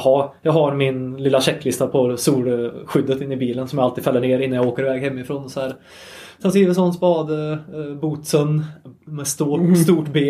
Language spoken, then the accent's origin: Swedish; Sunne, Värmland, Sweden; jag är ju en Värmlandspöjk om inte det har hörts mm. sen mm. innan. Eh, uppvuxen i, i Sunne, mitt i mörka skogen i Värmland.